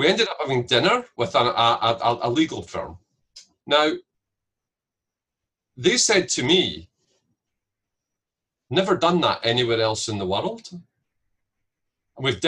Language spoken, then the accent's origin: English; Scotland, United Kingdom; as a Scot